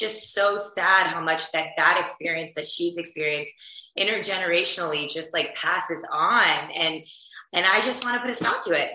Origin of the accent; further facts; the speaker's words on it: Houston, Texas, United States; I grew up in Houston, Texas, which is where I am right now